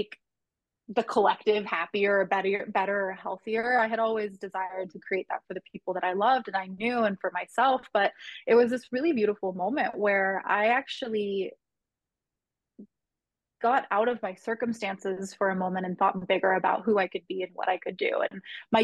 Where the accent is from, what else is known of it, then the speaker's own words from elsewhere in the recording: Southern California, United States; where I grew up in Southern California